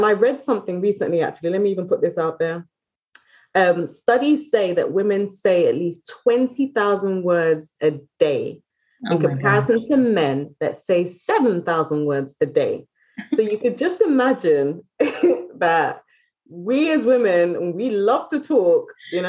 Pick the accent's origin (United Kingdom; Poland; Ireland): United Kingdom; You see, I'm British, isn't it? So we drink